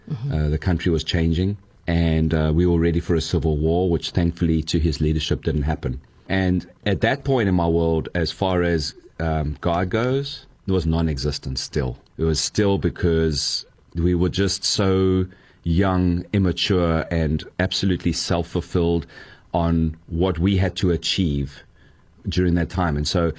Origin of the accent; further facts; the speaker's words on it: United States; Growing up in the United States, most young boys might want to be the new point guard or the new, you know, lead pitcher or the new quarterback.